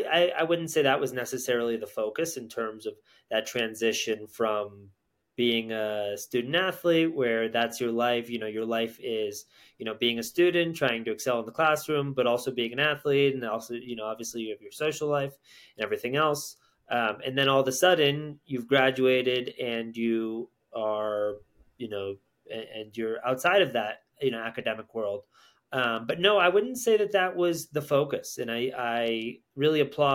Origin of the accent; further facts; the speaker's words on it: Connecticut, United States; I grew up in Connecticut.